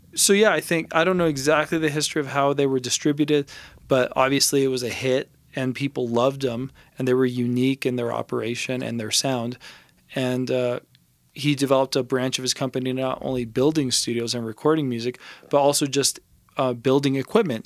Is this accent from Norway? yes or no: no; Los Angeles, California, United States; now in Santa Fe, United States; I'm from Los Angeles.